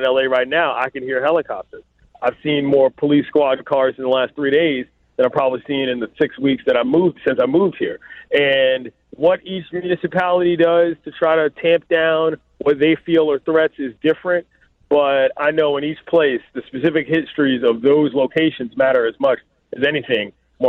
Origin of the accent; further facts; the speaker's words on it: Washington, District of Columbia, United States; I'll start with my hometown first. D.C. is in a very difficult and different position than a lot of cities